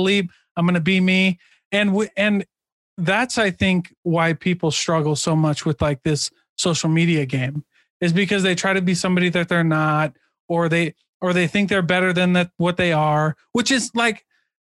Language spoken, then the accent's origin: English; Iowa, United States; moved away as an adult; now in Utah, United States; I am from Iowa